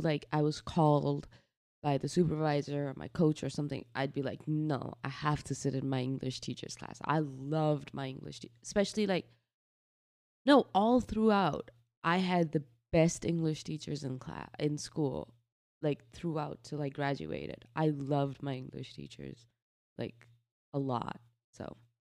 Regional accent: Faridabad, Haryana, India; also born or lived in New Delhi; now in United States; we moved to a city called Faridabad, which is about an hour, uh, from New Delhi. Um, and this is basically where I grew up

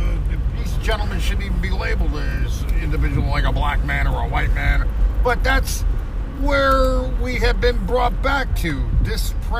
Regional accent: New Jersey, United States; just outside of New York City.

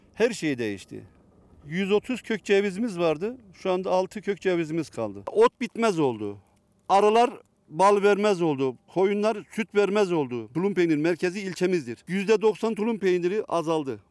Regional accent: İliç, Erzincan, Turkey; benim köyüme 12 milyon para dağıttı

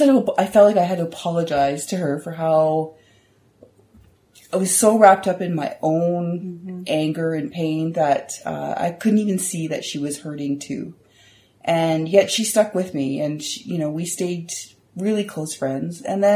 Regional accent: Moncton, New Brunswick, Canada; also born or lived in Saskatoon, Canada; We lived all across Canada, which was very cool. So I remember a lot of times when I grew up in Moncton, and then I remember moving across the city or the country to go and living in Saskatoon.

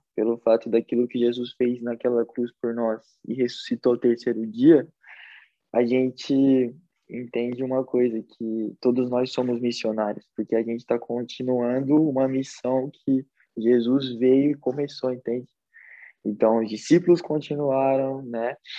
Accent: São Paulo, Brazil; moved away as an adult; also born or lived in Espírito Santo / Indaiatuba; now in Europe; Nasci no Espírito Santo, é, com, sou capixaba, quatro anos de idade fui para São Paulo, Zona Leste. Morei lá por dez anos

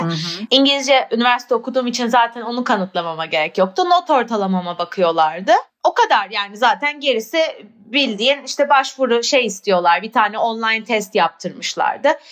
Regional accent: Turkey; moved away as an adult; also born or lived in United Kingdom; now in Barcelona, Spain; hayatımın 18 senesini orada 19 senesini orada yaşadım

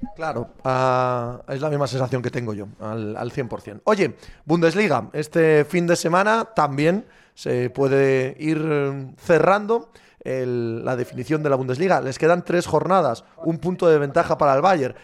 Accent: Cangas de Narcea, Asturias, Spain; mi pueblo, en Cangas de Narcea

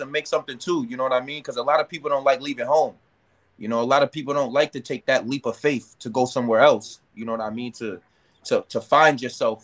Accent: Amherst, Massachusetts, United States; I'm from Amherst, Massachusetts

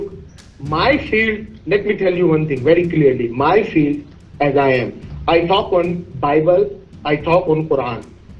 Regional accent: Pakistan; Over here you can deceive me. I'm Pakistani. I confess. I am Pakistani.

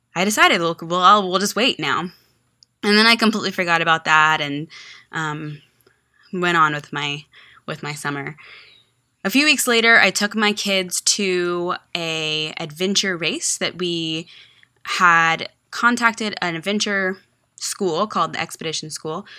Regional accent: Texas, United States; moved away as an adult; also born or lived in Virginia; I was from Texas

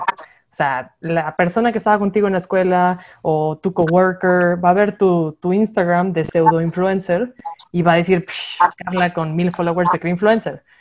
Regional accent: Monterrey, Nuevo León, Mexico; moved away; Pues yéndonos back a Monterrey, yo soy regia

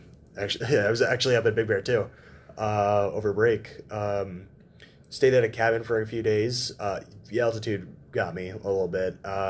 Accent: Louisiana, United States; I'm from Louisiana.

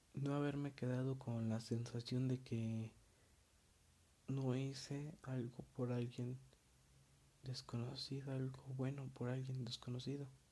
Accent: State of Mexico, Mexico; yo soy mexicano, orgullosamente mexicano. Y en la parte en la que yo vivía, que es el Estado de México, este... Bueno, no vivía, vivo

